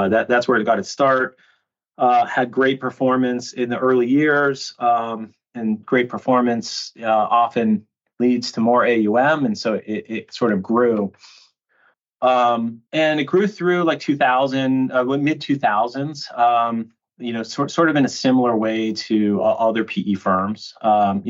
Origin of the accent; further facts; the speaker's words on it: Reno, Nevada, United States; I grew up in the Western US in a city called Reno, Nevada, which is like right outside of Lake Tahoe